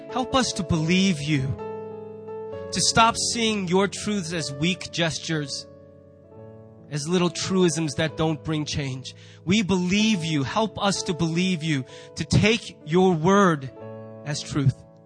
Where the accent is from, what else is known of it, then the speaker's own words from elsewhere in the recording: United States; we as American Christians